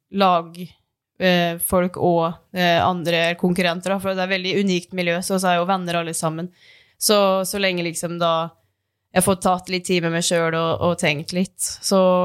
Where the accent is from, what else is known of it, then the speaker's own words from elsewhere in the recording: Dombås, Innlandet, Norway; moved away; hjemme på Dombås